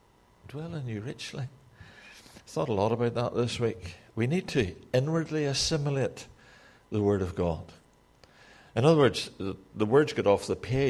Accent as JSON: {"language": "English", "country": "Ireland", "said": "but I'm Irish, okay, so that's allowable."}